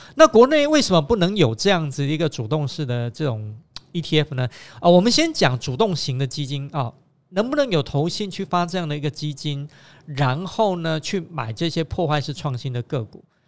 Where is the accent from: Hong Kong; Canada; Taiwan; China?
Taiwan; 因为我们是台湾人